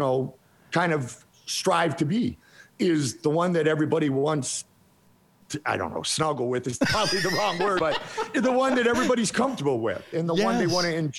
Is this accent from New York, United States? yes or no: no; North Olmsted, Ohio, United States; Where I grew up in North Olmsted, Ohio, we were orange and black, Flyers colors.